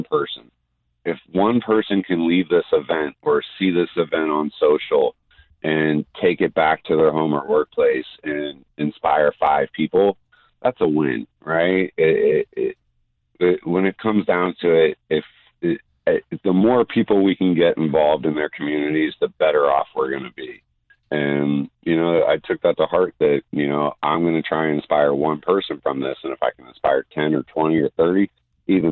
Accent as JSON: {"language": "English", "town": "Los Angeles", "region": "California", "country": "United States", "tie": "born or raised there", "also_born_or_lived": "New York / Jackson Hole", "moved": "yes", "said": "I'm originally from New York. I grew up in Los Angeles"}